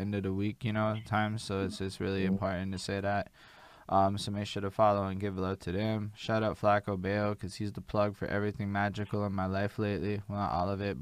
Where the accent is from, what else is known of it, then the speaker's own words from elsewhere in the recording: Canada; as a Canadian